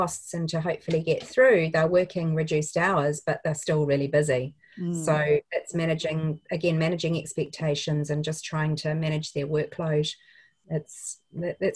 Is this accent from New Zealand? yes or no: yes; New Zealand; As a New Zealander